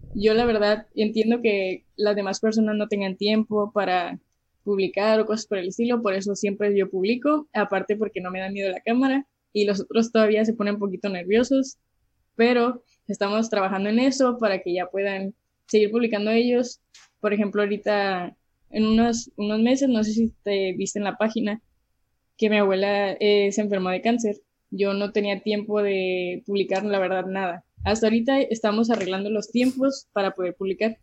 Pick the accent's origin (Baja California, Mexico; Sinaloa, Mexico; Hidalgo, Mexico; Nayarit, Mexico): Baja California, Mexico; Mexicali; also born or lived in Calexico, California, United States; soy de Mexicali, em, nací aquí, he vivido aquí toda mi vida y también he vivido en Caléxico